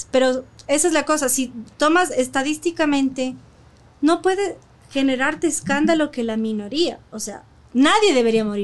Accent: Quito, Pichincha, Ecuador; nací en, en, en Chaupicruz.

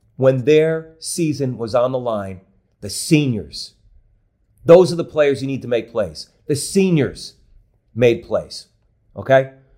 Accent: Connecticut, United States; now in New Jersey, United States; I grew up in Connecticut

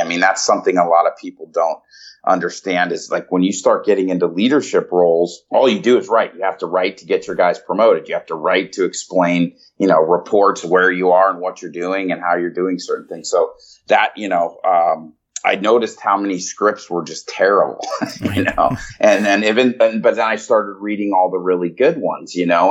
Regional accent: Denver, Colorado, United States; moved away as an adult; also born or lived in Chicago / San Diego; now in Los Angeles, United States; I was born in Chicago and I grew up in Denver, uh, Colorado, in the suburbs

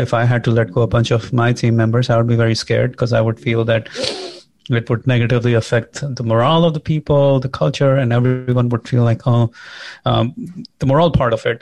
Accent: India; moved away as an adult; now in United States; I'm an immigrant, I'm from India

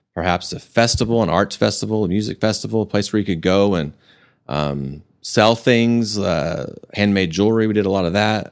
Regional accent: Amarillo, Texas, United States; moved away as an adult; also born or lived in Dallas; I grew up in Amarillo

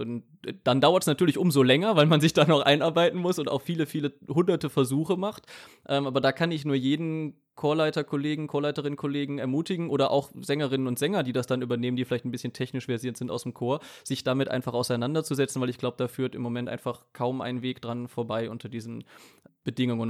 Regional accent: Cologne, North Rhine-Westphalia, Germany; Ich komme ja aus dem Raum Köln, Großraum Köln

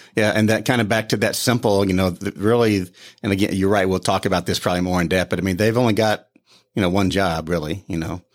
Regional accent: Joplin, Missouri, United States; moved away; I'm from Joplin, Missouri, g, raised there, grew up there

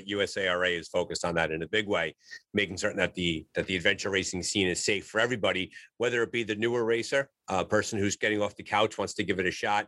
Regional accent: New York City, New York, United States; now in New Jersey, United States; I'm from actually born in the Bronx, New York, lived in New York City, lived in the suburbs. I live in New Jersey now

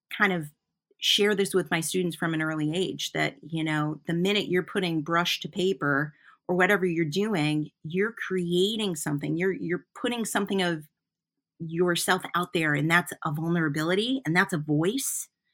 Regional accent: Flint, Michigan, United States; now in Newport, Vermont, United States; I grew up in Flint, Michigan

